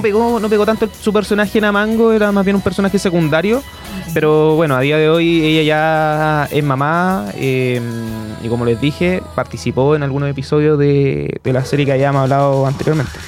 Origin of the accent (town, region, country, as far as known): Chile